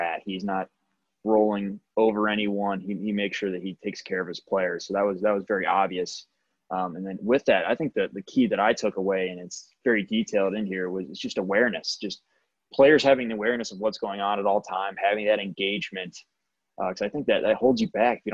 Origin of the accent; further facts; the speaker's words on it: Pittsburgh, Pennsylvania, United States; now in Ohio, United States; I'm originally from Pittsburgh as well.